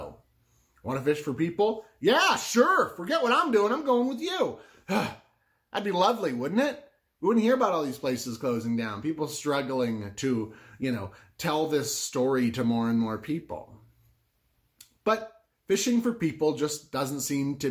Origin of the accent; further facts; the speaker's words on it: Southwest Florida, United States; I grew up in Southwest Florida